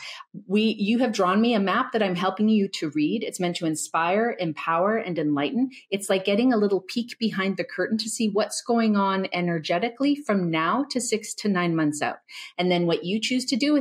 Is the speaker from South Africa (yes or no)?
no; Calgary, Alberta, Canada; I grew up in Calgary, Alberta in the 1980s.